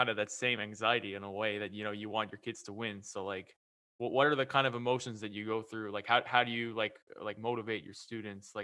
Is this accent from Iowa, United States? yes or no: no; New York, United States; I'm from New York